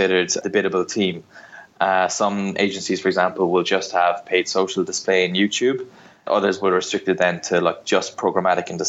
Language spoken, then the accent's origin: English; Ireland; accent: Irish; moved away as an adult; also born or lived in Barcelona; now in London, United Kingdom; I'm from Ireland, but I moved to London nearly 5 years ago. Moved here from Barcelona